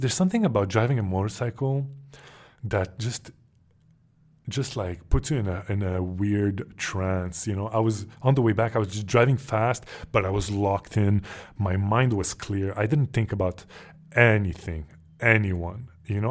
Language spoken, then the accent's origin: English; Montreal, Quebec, Canada; moved away; me growing up in Montreal, Canada